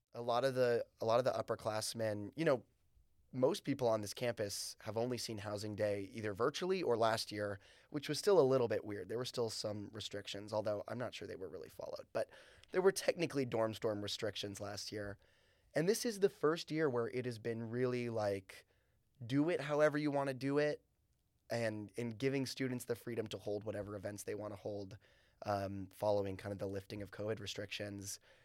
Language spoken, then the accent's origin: English; North Carolina, United States; moved away; I'm from North Carolina